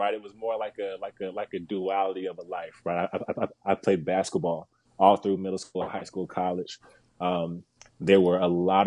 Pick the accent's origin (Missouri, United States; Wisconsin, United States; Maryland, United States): Missouri, United States; Kansas City; moved away; When I was back home in Kansas City, I'm from Kansas City originally